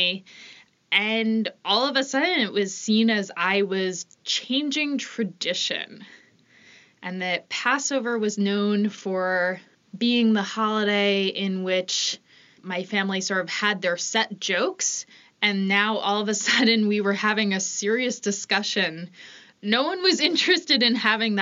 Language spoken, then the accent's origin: English; New York, United States; also born or lived in Boston; now in Philadelphia, United States; I'm originally from New York and currently living in Philadelphia